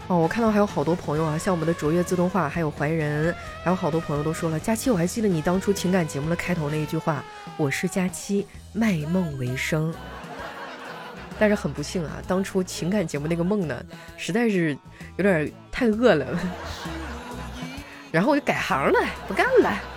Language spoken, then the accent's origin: Chinese; northern China, China; 就在我们北方呢，那个，呃，猪，猪的蹄子啊，就猪脚，我们这边儿都叫猪蹄儿